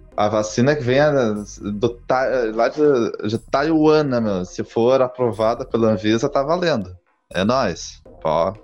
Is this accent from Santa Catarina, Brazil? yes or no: no; Gaúcho, Rio Grande do Sul, Brazil; Tenho 29 anos, sou gaúcho